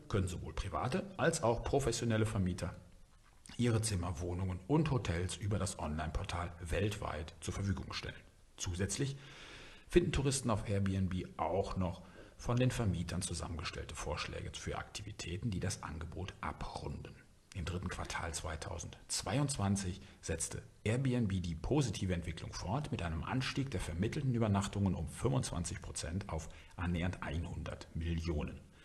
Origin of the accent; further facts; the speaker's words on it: Germany; bei uns in Deutschland